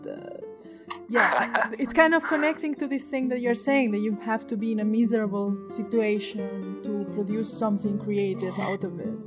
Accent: Spain; now in Kosovo; I myself I'm from Spain

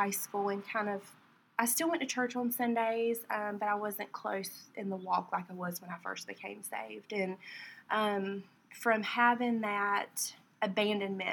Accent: Warner Robins, Georgia, United States; I'm from Warner Robins. I've lived here my whole life

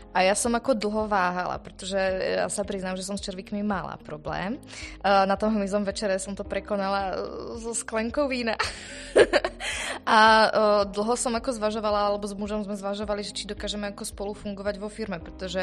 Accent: Slovakia; som Slovenka

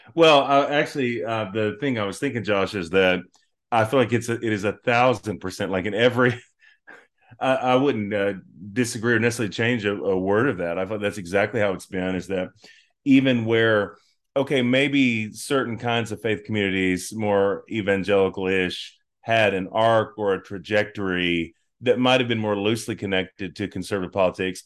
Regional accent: North Carolina, United States; moved away as an adult; also born or lived in Oklahoma City, Oklahoma; I'm from North Carolina all my life until two thousand fifteen

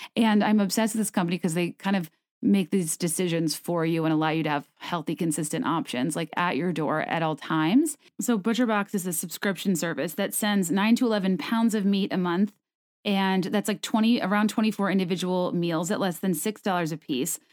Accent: Richmond, Virginia, United States; moved away; my hometown of Richmond

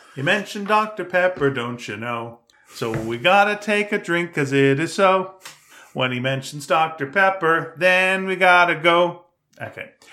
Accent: Canada; accent: Canadian; I'm Canadian

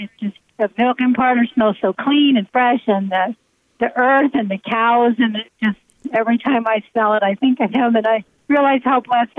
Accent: Montoursville, Pennsylvania, United States; I grew up in Montersville, Pennsylvania. Oh, my dad was a dairy farmer.

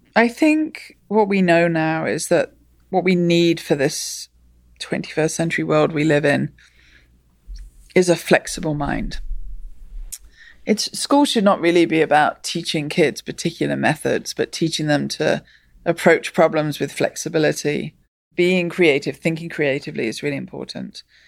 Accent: England, United Kingdom; I grew up in England, and in England, we learn maths

